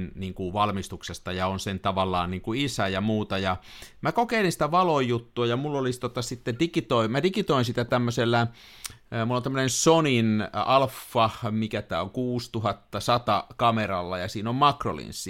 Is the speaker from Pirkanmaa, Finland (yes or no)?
yes; Tampere, Pirkanmaa, Finland; mä oon tamperelainen